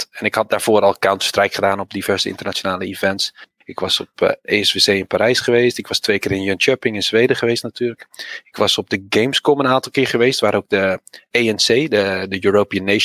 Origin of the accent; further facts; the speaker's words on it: Netherlands; Als Nederlander.